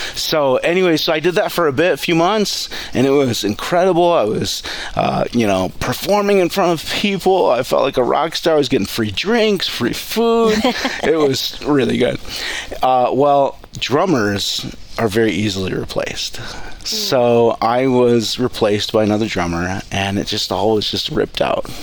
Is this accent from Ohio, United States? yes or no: yes; Cleveland, Ohio, United States; now in Coeur d'Alene, United States; I grew up on a farm right outside of Cleveland